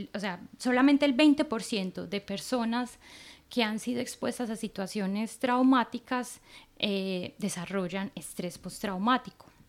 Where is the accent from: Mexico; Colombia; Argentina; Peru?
Colombia; now in Norway; yo que soy de Colombia